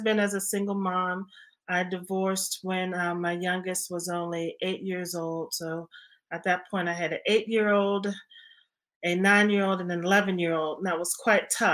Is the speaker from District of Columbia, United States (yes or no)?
yes; Washington, District of Columbia, United States; born or raised there